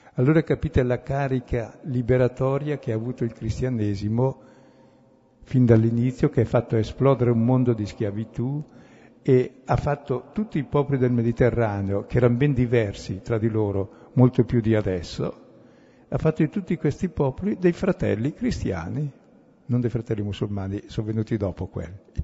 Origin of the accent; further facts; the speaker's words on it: Brescia, Lombardy, Italy; son bresciano